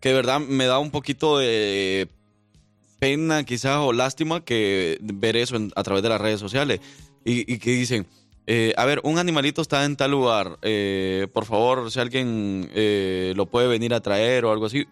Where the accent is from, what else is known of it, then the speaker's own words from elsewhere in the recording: El Salvador; moved away; de donde yo soy, en, la, en El Salvador